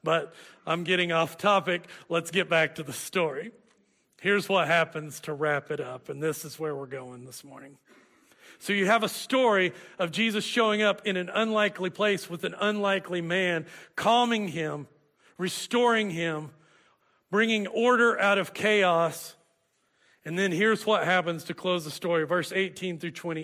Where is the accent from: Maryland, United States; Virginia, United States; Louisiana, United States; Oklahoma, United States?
Oklahoma, United States; Hooker; moved away; I'd come back to Hooker, my hometown